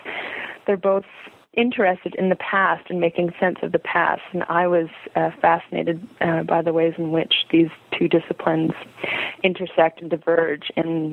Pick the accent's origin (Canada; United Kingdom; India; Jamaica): Canada; Montreal, Quebec; I was born and raised in Montreal, Quebec, Canada, for our international listeners.